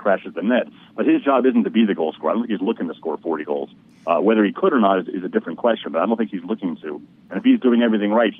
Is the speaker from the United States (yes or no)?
yes; New York, United States; now in Chicago, United States; I'm from New York